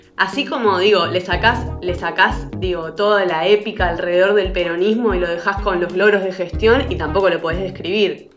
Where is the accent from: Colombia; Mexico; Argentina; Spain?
Argentina; como argentino, eh, afuera de Argentina